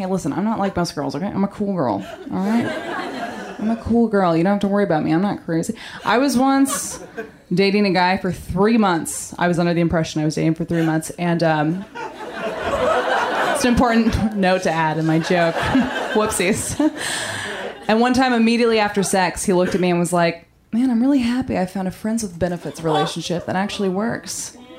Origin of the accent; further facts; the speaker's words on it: Maine, United States; No, Maine. I'm from Maine.